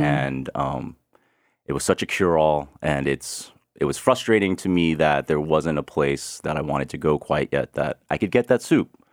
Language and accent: English; Houston, Texas, United States; moved away; I grew up in Houston